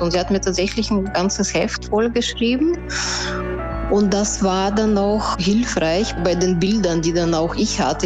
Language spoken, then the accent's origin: German; Odesa, Odesa Oblast, Ukraine; moved away; komme ich ja auch aus Odessa, wie Olga